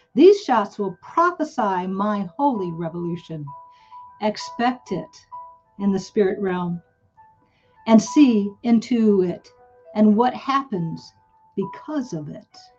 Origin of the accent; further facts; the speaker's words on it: United States; I grew up in America